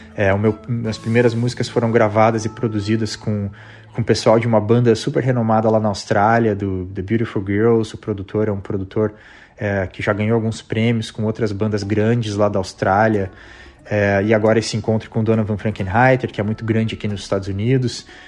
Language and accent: Portuguese; Curitiba, Paraná, Brazil; moved away as an adult; also born or lived in California